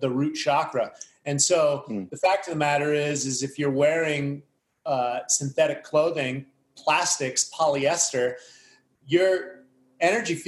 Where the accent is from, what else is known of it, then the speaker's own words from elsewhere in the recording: United States; as an American, I was eating commercial food.